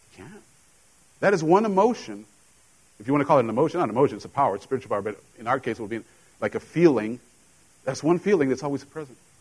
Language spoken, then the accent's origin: English; Mexico; now in United States; I grew up in Mexico with a Mexican mom, and when I came to the States, you know, there were things that I was completely foreign to the culture because I didn't grow up here.